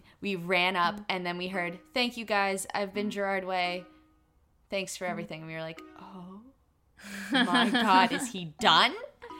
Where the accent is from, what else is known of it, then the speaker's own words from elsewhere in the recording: Canada; they were like, what accent is that? And we were like, we're Canadian.